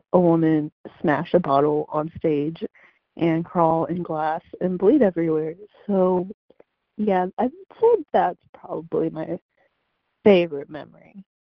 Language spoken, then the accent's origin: English; Oklahoma City, Oklahoma, United States; I'm from Oklahoma City